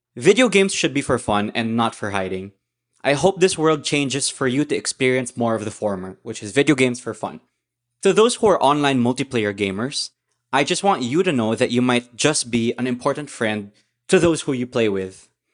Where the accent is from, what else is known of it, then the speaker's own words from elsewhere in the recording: Philippines; I grew up in the Philippines